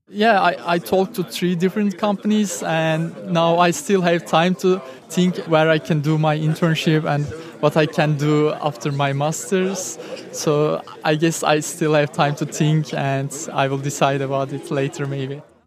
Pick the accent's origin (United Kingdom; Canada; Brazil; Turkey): Turkey; moved away as an adult; now in Switzerland; I am coming from Turkey and I'm 24 years old